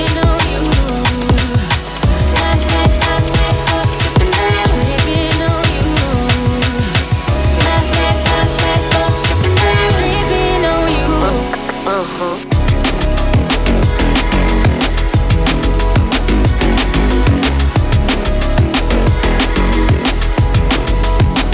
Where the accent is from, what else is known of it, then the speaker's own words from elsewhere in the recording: Dudley, West Midlands, United Kingdom; accent: Dudley; I'm from Dudley